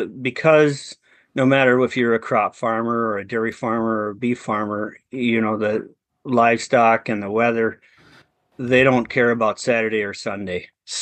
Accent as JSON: {"language": "English", "region": "Wisconsin", "country": "United States", "tie": "born or raised there", "said": "I'm from Central Wisconsin, and grew up in farm country."}